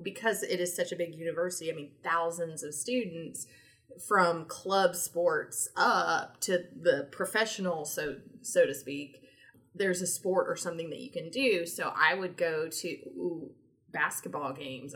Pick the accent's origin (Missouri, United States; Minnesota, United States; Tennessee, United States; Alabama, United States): Tennessee, United States; moved away as an adult; also born or lived in Georgia; growing up in Tennessee